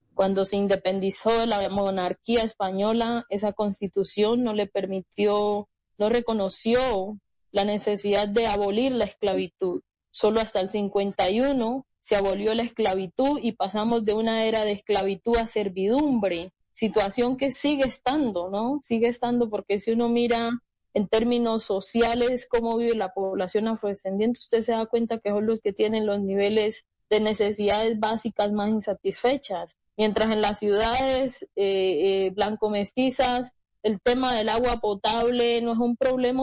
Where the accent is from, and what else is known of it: Colombia